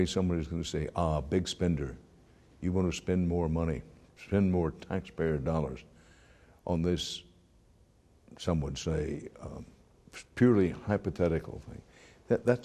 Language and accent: English; Texas, United States; I'm a Texan, the son of an oil field worker who was the son of an oil field worker, and I worked in the oil fields and pipelines in my youth